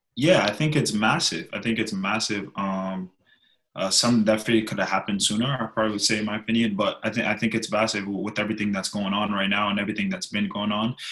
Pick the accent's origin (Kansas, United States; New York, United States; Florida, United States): New York, United States; moved away as an adult; now in Birmingham; growing up in New York